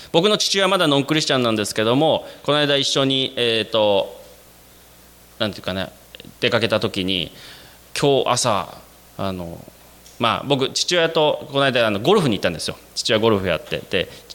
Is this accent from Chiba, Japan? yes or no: no; Sapporo, Hokkaido, Japan; moved away as an adult; also born or lived in Nara, Japan / South Korea; 私生まれも育ちも札幌でして